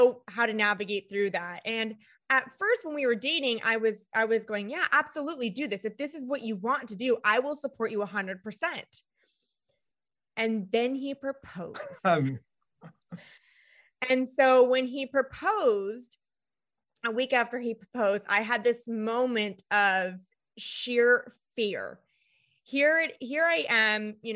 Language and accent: English; California, United States; moved away as an adult; now in Florida, United States; we're originally from California